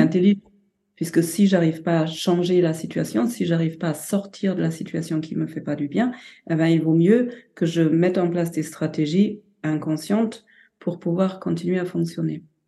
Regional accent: Germany; now in France; je suis allemande avec une mère japonaise

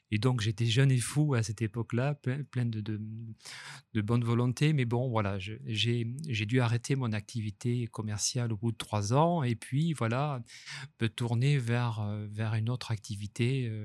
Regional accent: Nice, Provence-Alpes-Côte d'Azur, France; also born or lived in Toulouse; je suis un niçois d'adoption. J'ai des racines euh, toulousaines par mon père et égyptiennes par ma mère. Et puis, depuis, j'étais partagé dès l'enfance entre, entre Toulouse et Nice.

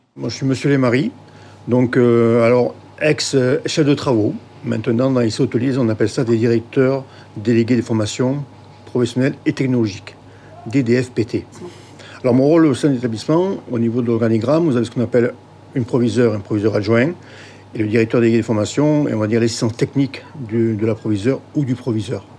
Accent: the South, Provence-Alpes-Côte d'Azur, France; je suis du Sud

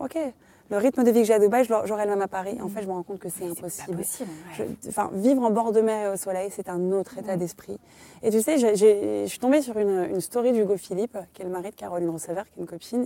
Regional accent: Morocco; on est marocain

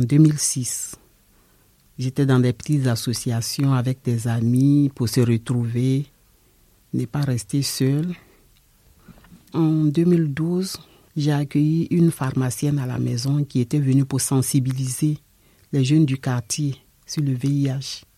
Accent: Côte d’Ivoire; moved away as an adult; now in France; Je suis de la Côte d'Ivoire.

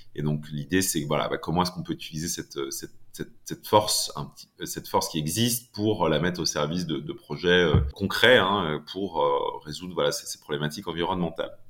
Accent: Laval, Pays de la Loire, France; j'ai grandi à Laval

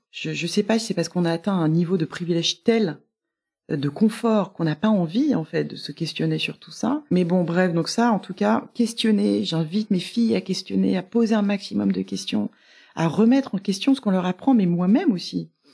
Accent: Marseille, Provence-Alpes-Côte d'Azur, France; moved away as an adult; also born or lived in Amiens / Cassis; now in Paris, France; je suis née à Amiens, mais j'y suis restée six mois, je pense. Et ensuite j'ai un petit peu déménagé quand j'étais petite, mais j'ai passé mes plus belles années à Marseille. Enfin à Cassis. En revanche j'étais au lycée à Marseille

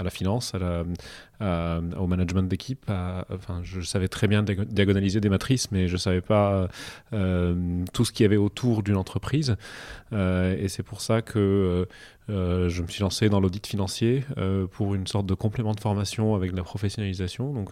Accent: Cairo, Cairo Governorate, Egypt; moved away; je suis né au Caire

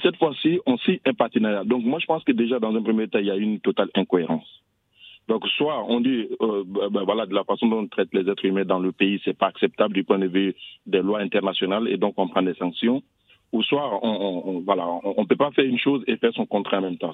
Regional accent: Abidjan, Côte d’Ivoire; moved away; chez moi à Abidjan

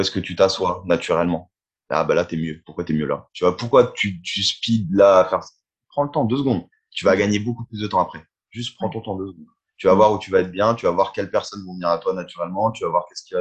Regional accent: Reims, Grand Est, France; moved away as an adult; j'ai laissé un peu ma ville d'origine, je suis de Reims

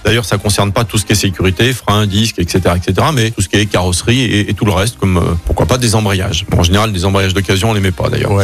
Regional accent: Écully, Auvergne-Rhône-Alpes, France; moved away; je suis d'Écully, etc. Ouais, c'est ma région, c'est ma ville

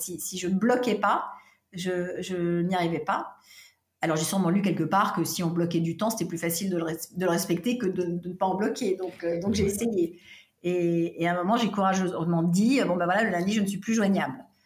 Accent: Paris, Île-de-France, France; also born or lived in California; j'ai grandi euh, en France et à Paris

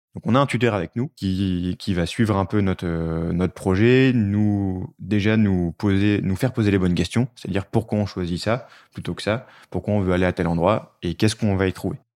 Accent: Nord, Hauts-de-France, France; moved away; je suis originaire du Nord

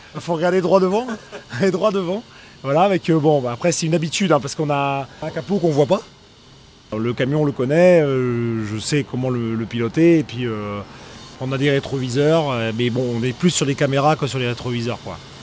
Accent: Brittany, France; On est breton

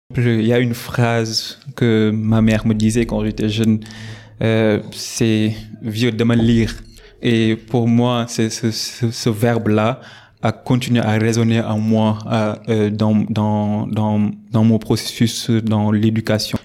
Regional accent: Dakar, Senegal; also born or lived in Saint-Louis, Senegal; je suis né à Dakar. Euh, j'ai fait mes études primaires au groupe scolaire Nelson Mandela

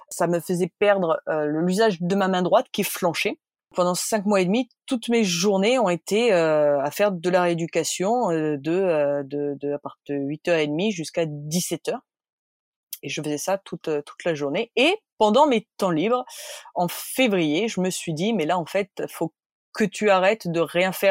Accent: Bordeaux, Nouvelle-Aquitaine, France; born there; Ben non, désolé, je suis née à Bordeaux

